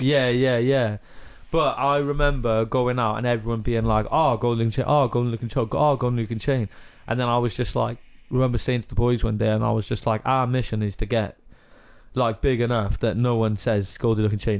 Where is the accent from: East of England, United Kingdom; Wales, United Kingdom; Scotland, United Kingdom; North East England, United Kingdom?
Wales, United Kingdom; Cardiff; accent: Cardiff; I'm from Car- like from Cardiff and that's how we like speak round here